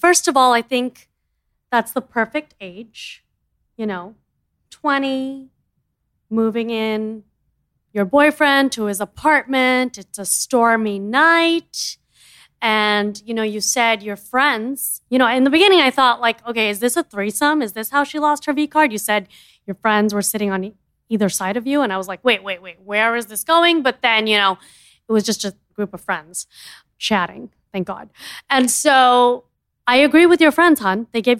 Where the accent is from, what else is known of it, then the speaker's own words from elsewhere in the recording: India; As you know, I'm an Indian girl. We are all in the family plan.